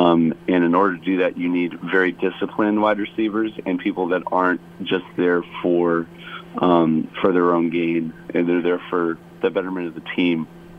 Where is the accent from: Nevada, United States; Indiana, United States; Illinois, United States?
Illinois, United States; Chicago; now in Hawaii, United States; growing up in Chicago, I personally don't really understand it a whole lot. But I'm starting to see it now living out here.